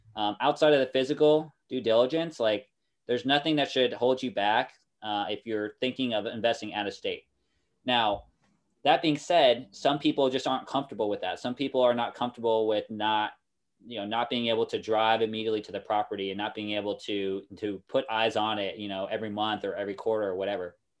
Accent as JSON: {"language": "English", "town": "Kansas City", "region": "Kansas", "country": "United States", "tie": "born or raised there", "also_born_or_lived": "Norfolk", "moved": "as an adult", "lives_now": "Japan", "said": "I'm from Kansas City, uh, that area originally. Uh, my family now lives on the, uh, Kansas side, however, and that's where I went to high school"}